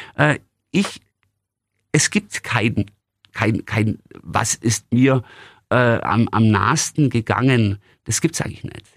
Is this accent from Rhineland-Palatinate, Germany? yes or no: no; Günzburg, Bavaria, Germany; In meiner Heimatstadt Günzburg